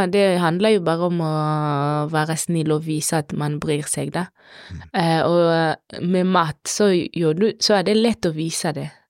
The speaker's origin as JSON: {"language": "Norwegian", "country": "DR Congo", "lives_now": "Norway", "said": "I, ikke i Kongo, ikke der jeg kommer fra. Da bruker vi, spesielt når det er mat, når vi skal hilse, så er det alltid høyre, aldri venstre."}